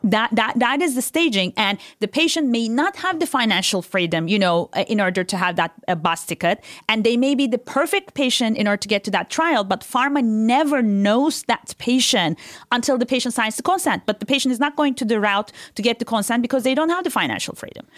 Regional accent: Turkey; moved away; I was born and raised in Turkey

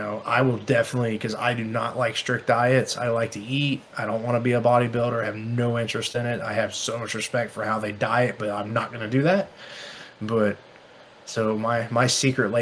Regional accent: the South, United States; I'm from the South

